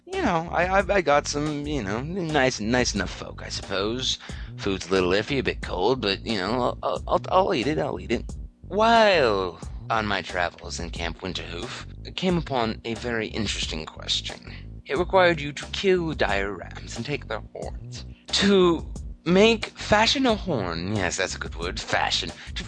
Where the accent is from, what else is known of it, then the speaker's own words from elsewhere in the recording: Canada; Canada, my hometown